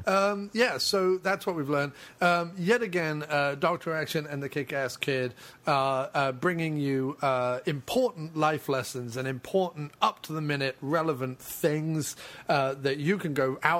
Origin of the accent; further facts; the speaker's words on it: Mexico; Just like we used to do it when I grew up in Mexico.